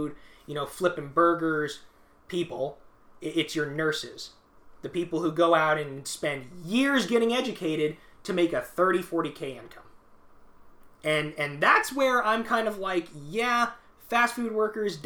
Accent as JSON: {"language": "English", "region": "Georgia", "country": "United States", "tie": "born or raised there", "moved": "yes", "lives_now": "Los Angeles, United States", "said": "I was born in Georgia"}